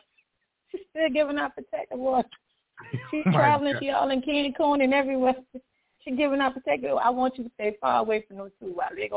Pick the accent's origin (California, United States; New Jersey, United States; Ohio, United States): Ohio, United States; I am from Ohio.